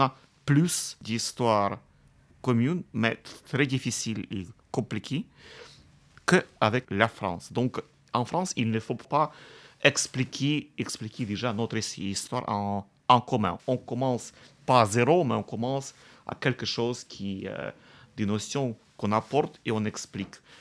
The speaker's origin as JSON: {"language": "French", "town": "Kamianske", "region": "Dnipropetrovsk Oblast", "country": "Ukraine", "tie": "born or raised there", "said": "J'aime beaucoup ma ville natale"}